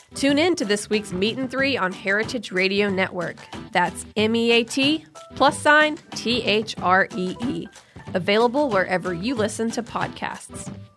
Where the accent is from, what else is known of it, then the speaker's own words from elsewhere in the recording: small town outside of Hartford, Connecticut, United States; I grew up in a small town outside of Hartford